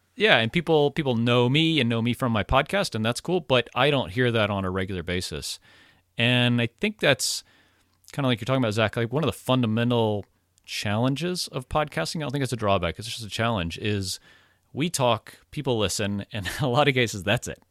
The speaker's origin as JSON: {"language": "English", "region": "Florida", "country": "United States", "said": "I'm from Florida. I say y'all, and, and when there's two of you, it's y'all's."}